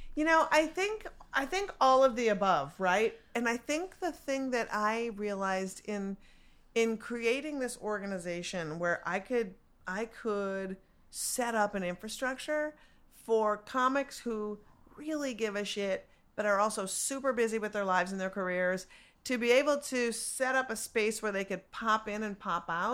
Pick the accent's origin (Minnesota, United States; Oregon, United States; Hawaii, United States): Minnesota, United States; Minneapolis; I'm from Minneapolis